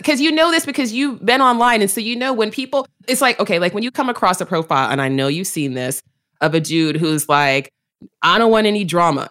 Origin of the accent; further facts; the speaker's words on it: New York City, New York, United States; I'm a native New Yorker, you know, like, I was born in Manhattan, I was raised in the Bronx